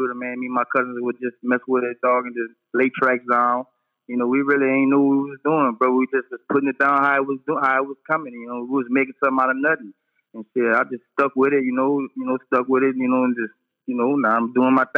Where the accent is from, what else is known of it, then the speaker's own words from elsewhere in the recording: Lewisburg, United States; Born and raised in Lewisburg area, Sunset, Bellevue, back there